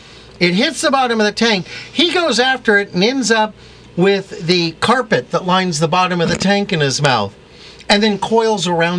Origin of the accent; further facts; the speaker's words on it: Torrance, California, United States; also born or lived in Hawthorne, California / Hollywood, California; I was born in Hollywood Presbyterian and raised in Hawthorne and then Torrance, so I know the area.